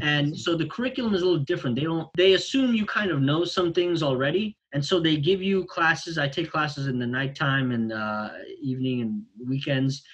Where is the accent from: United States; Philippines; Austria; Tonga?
United States; New York City, New York; I grew up in Brooklyn